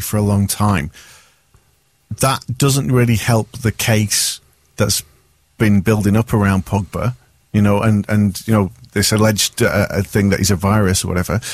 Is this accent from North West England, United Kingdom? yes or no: yes; Manchester, North West England, United Kingdom; I'm Irish Catholic, brought up in North Manchester.